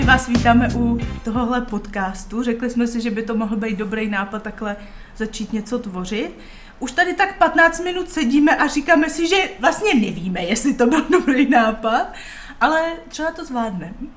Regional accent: Czechia; Jsem Češka

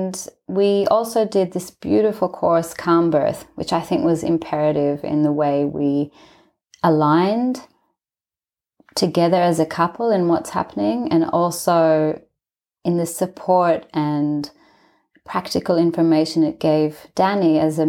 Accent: Israel; also born or lived in Australia; So I'm from Israel, and my mum's Australian, my dad's Israeli. So I grew up in both countries, but I was born in Israel.

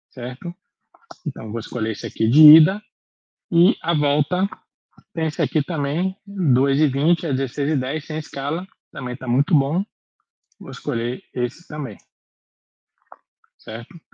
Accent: Salvador, Bahia, Brazil; Nós somos de Salvador, então vamos fazer uma, uma viagem de Salvador para Fortaleza, por exemplo.

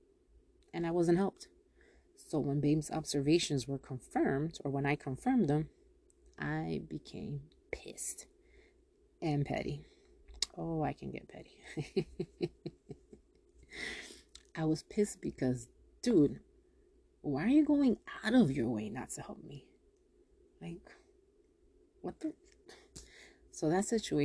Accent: Yonkers, New York, United States; I'm from Yonkers.

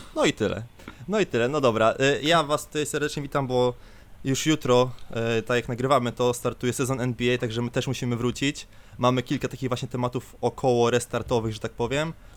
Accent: Grudziądz, Kuyavian-Pomeranian Voivodeship, Poland; jestem z Grudziądza

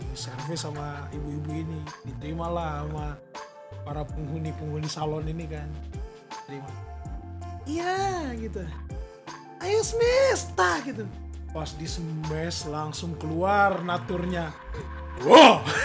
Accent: Eastern Indonesia, Indonesia; now in Jakarta, Indonesia; gua sebagai orang timur si gue dari Omak emang anak daerah

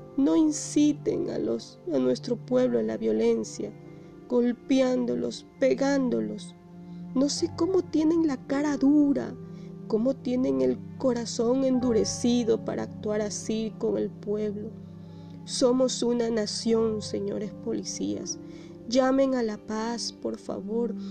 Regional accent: Ecuador; somos todos ecuatorianos

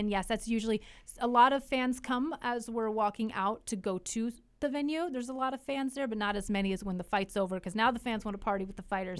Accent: Alaska, United States; also born or lived in Idaho; now in Tri-Cities, Washington, United States; growing up in Alaska, I mean, four hours of, of daylight

